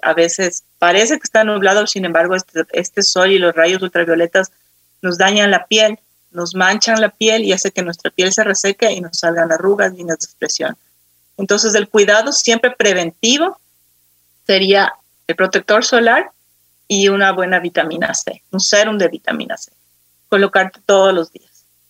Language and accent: Spanish; Quito, Pichincha, Ecuador; yo soy de Quito, nací aquí, eh, viví casi toda mi vida aquí.